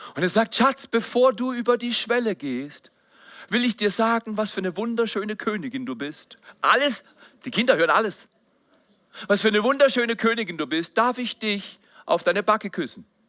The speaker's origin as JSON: {"language": "German", "town": "Freiburg", "region": "Baden-Württemberg", "country": "Germany", "tie": "born or raised there", "said": "in der Zone in Freiburg, wo ich groß geworden bin"}